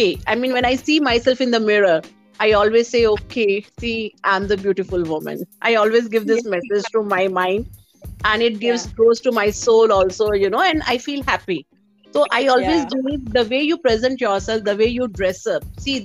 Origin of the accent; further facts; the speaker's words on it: North India, India; English is a second language; So, but as I'm from North India, so, I love to dress up.